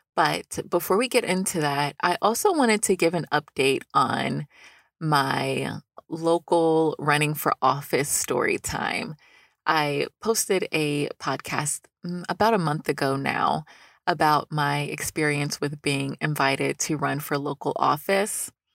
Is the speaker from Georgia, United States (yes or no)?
yes; Newnan, Georgia, United States; This is a city-funded organization in my hometown of Noonan, Georgia